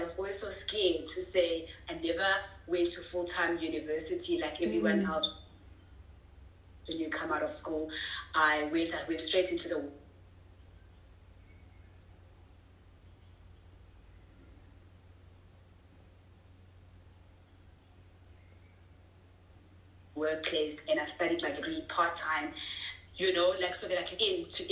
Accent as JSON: {"language": "English", "town": "Vryheid", "region": "KwaZulu-Natal", "country": "South Africa", "tie": "born or raised there", "said": "Come from a small town of called Freyheit in KwaZulu-Natal. I grew up there all my life."}